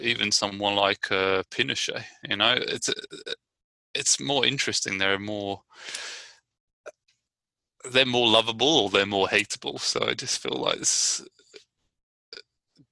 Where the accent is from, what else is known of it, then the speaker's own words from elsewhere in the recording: Brighton, South East England, United Kingdom; now in Richmond, United States; I'm from Brighton, England.